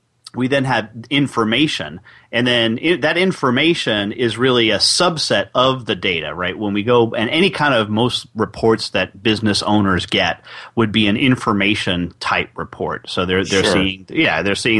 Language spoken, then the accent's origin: English; New York City, New York, United States; New York City, my hometown